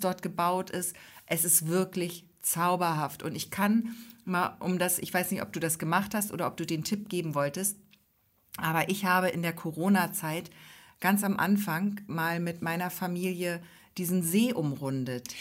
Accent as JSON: {"language": "German", "region": "Hamburg", "country": "Germany", "moved": "yes", "lives_now": "Ostholstein, Germany", "said": "ich bin ja nun aus Hamburg, und ähm, kam dann hier nach Ostholstein"}